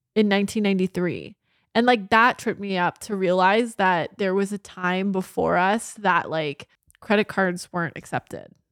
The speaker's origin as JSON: {"language": "English", "area": "Orange County", "region": "Southern California", "country": "United States", "tie": "born or raised there", "said": "growing up in Orange County, Southern California, my entire life"}